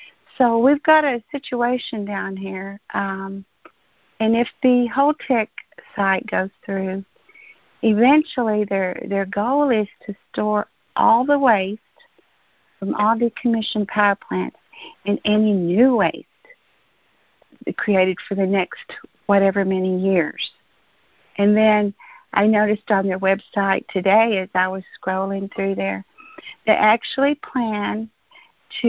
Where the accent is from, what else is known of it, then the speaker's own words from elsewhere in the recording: Eunice, New Mexico, United States; I live here in Eunice, New Mexico. I'm a lifelong resident.